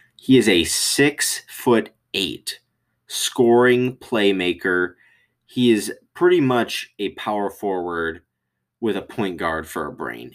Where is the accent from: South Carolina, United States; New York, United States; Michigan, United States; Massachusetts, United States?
Michigan, United States; I am from Michigan